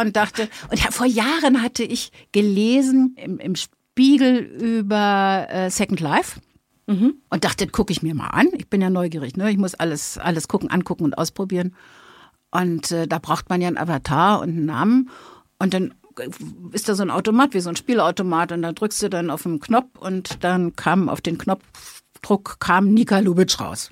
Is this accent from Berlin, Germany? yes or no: yes; Berlin, Germany; accent: Berliner Schnauze; Ich bin Berlinerin, habe ne, die entsprechende Berliner Schnauze und lebe mit meinem Mann und einer Prinzessinnenkatze in Zehlendorf.